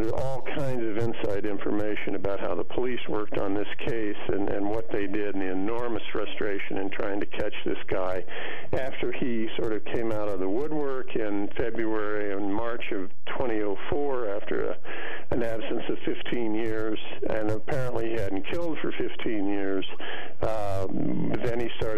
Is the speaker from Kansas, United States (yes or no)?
yes; near Topeka, eastern Kansas, United States; moved away; I grew up in near Topeka in eastern Kansas, again, very rural, small